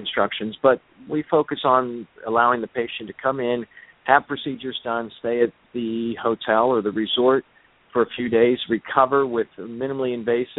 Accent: Pittsburgh, Pennsylvania, United States; moved away as an adult; now in White Sulphur Springs, United States; I originally was in practice in my hometown in Pittsburgh, Pennsylvania, for about 15 years

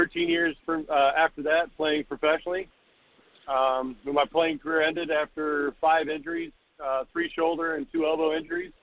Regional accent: Florida, United States; I'm a Florida boy, born and raised

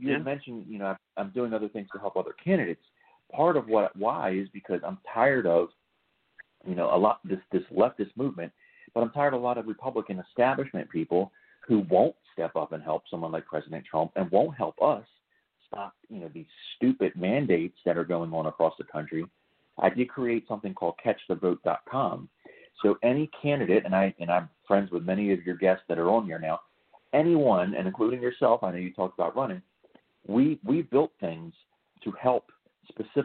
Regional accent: Maryland, United States; I'm from Maryland.

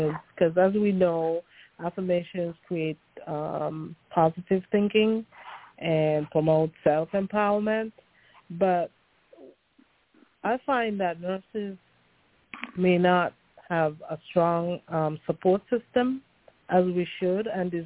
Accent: U.S. Virgin Islands; accent: Caribbean; moved away as an adult; also born or lived in St. Kitts; now in United States; I'm from the Caribbean. I was born in an island called St. Kitts and grew up in the St. Thomas Virgin Islands, where I went

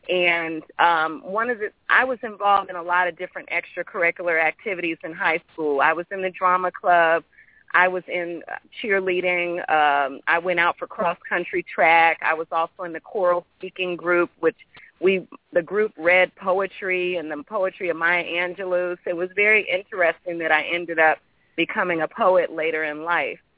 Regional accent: Midwest, United States; also born or lived in Brooklyn, New York / Queens, New York; Well, I was born in Brooklyn, and my family and I lived in Queens actually for several years, and the bulk of my childhood and uh, teenage life was spent in the Midwest.

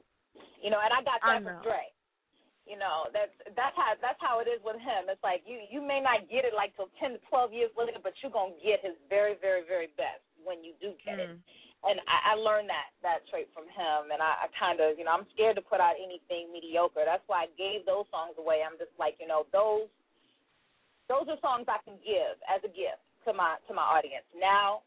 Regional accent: St. Louis, Missouri, United States; You didn't know I'm from St. Louis?

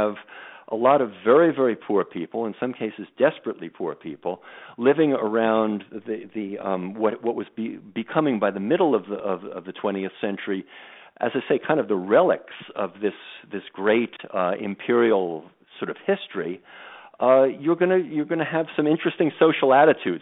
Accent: New York, United States; I'm a New Yorker

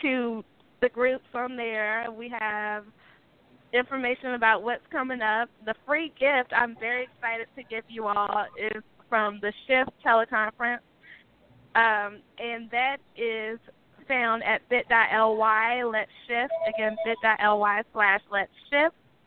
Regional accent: Greensboro, North Carolina, United States; Greensboro, North Carolina, my hometown

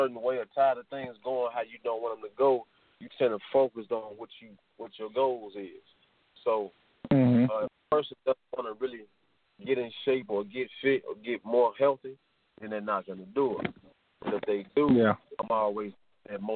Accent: Chicago, Illinois, United States; moved away as an adult; now in Las Vegas, United States; I'm originally from Chicago, and I now reside in Las Vegas.

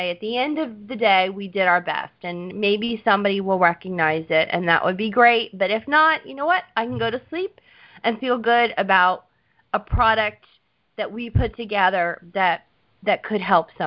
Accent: Southern United States, United States; accent: Southern; My southern accent came out, and I'm like, argon.

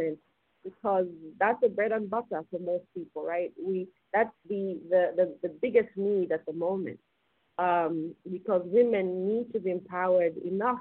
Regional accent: Zambia; moved away as an adult; also born or lived in California; my own experiences as a female growing up in Zambia

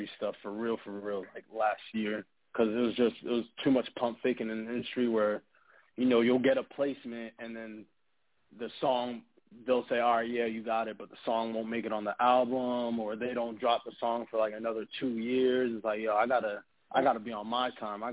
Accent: Reading, Pennsylvania, United States; now in Los Angeles, United States; I'm from PA, Pennsylvania, so like an hour out of Philly, so Reading

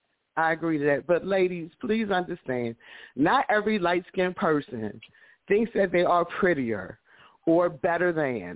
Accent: Baltimore, Maryland, United States; I'm from East Baltimore

